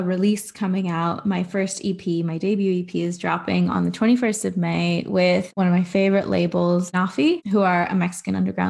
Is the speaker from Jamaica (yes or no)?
no; Pakistan; that's not to say that I don't have a great relationship to my culture as like a Pakistani person in terms of the music I listen to there